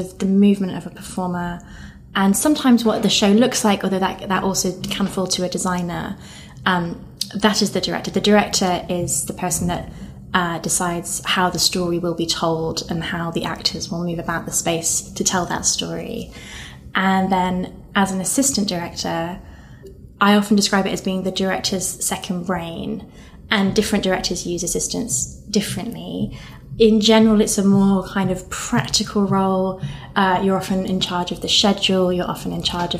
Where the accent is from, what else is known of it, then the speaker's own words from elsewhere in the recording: Nottingham, East Midlands, United Kingdom; moved away; I'm from Nottingham